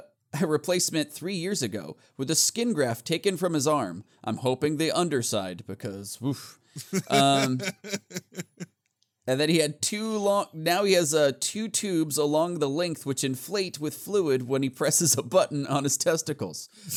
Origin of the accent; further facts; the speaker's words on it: Australia; says Natch Twambo because we're Australian. And it sounds Australian.